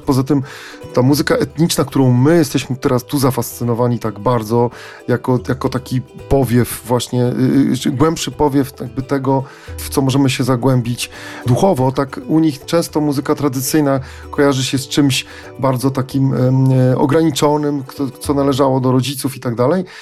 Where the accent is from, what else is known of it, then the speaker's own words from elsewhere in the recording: Poland; my z Polski